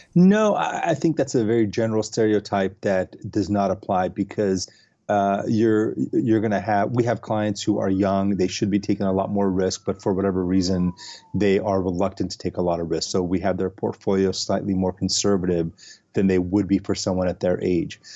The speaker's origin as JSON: {"language": "English", "town": "Los Angeles", "region": "California", "country": "United States", "tie": "born or raised there", "also_born_or_lived": "San Francisco", "said": "I am originally from Los Angeles. Uh, I grew up here."}